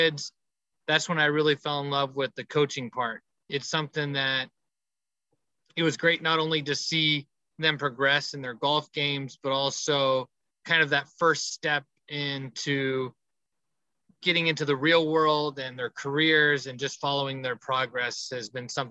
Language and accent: English; Colorado Springs, Colorado, United States; moved away as an adult; also born or lived in Japan / New York / Jackson, Mississippi; now in La Verne, United States; My hometown is Colorado Springs, Colorado. That's where I was born and raised.